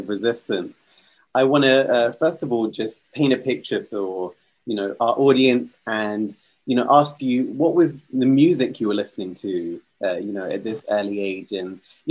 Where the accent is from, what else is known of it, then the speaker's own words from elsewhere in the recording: Kenya; I'm actually Kenyan myself